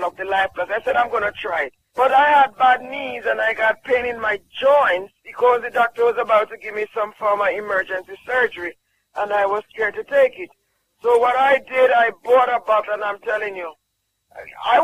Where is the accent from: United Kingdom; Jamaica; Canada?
Jamaica; from Jamaica